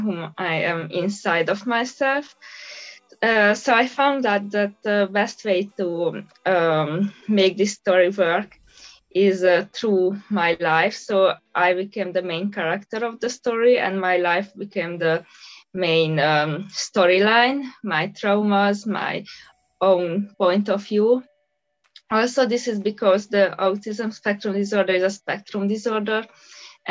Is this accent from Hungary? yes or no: yes; Budapest, Hungary; I'm from Budapest, Hungary